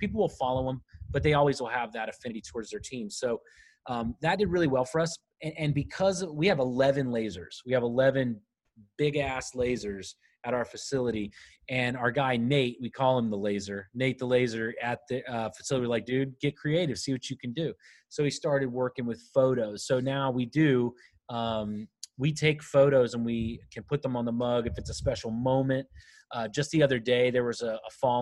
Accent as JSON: {"language": "English", "town": "Winter Haven", "region": "Florida", "country": "United States", "tie": "born or raised there", "said": "I was from Winter Haven, and that's where they trained"}